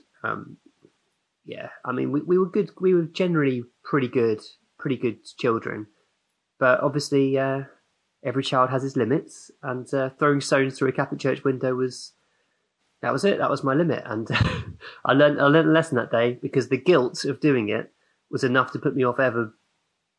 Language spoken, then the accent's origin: English; Hemel Hempstead, East of England, United Kingdom; I grew up in Hemel Hempstead in Boxmoor